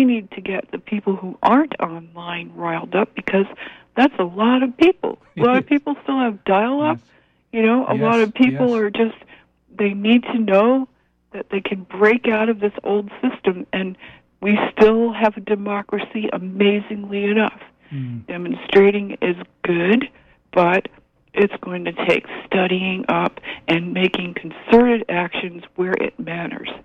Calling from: Penobscot, Maine, United States; I'm calling from Penobscot

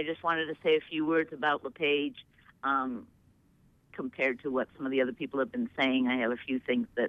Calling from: Portland, Maine, United States; I'm calling from Portland.

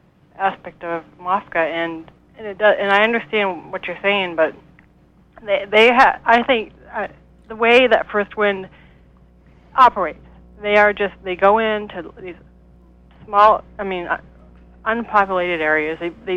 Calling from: Franklin, Maine, United States; I'm calling from Franklin.

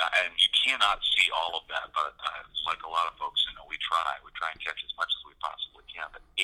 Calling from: Butte, Montana, United States; I am in Montana. I'm calling from Butte, Montana, which is still our home for a little while longer

